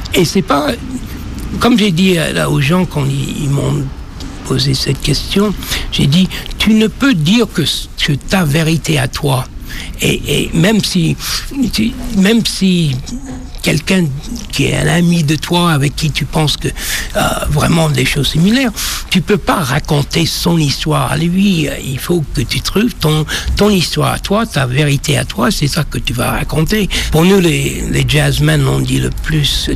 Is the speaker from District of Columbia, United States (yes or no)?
yes; Washington, District of Columbia, United States; French is a second language; now in France; je suis né à Washington, c'était une ville noire, 80 7% noir, ville de Duke Ellington